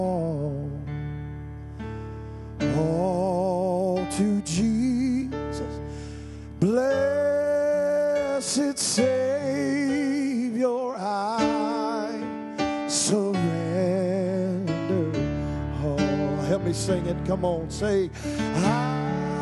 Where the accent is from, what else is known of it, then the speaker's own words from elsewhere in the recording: North Carolina, United States; now in Willard, United States; Born and raised in North Carolina